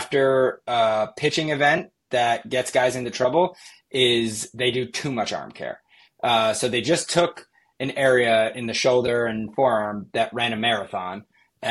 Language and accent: English; Yorktown, New York, United States; I'm partial to like my hometown one right there. So probably Maria's Pizza in Yorktown is great